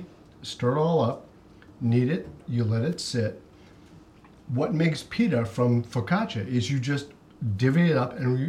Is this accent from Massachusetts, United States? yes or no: yes; Boston, Massachusetts, United States; we're both East Coasters. We're both from Boston